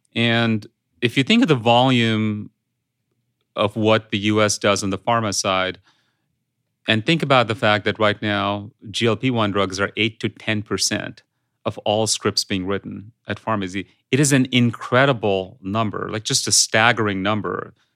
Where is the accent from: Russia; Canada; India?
India; English is a second language; moved away; I grew up in India